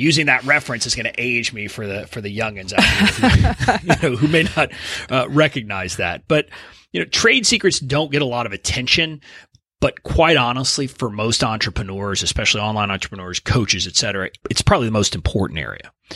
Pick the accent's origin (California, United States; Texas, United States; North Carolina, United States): Texas, United States; Deep South; I'm originally from Deep South, Texas, about five miles from the Mexican border, where I was born and raised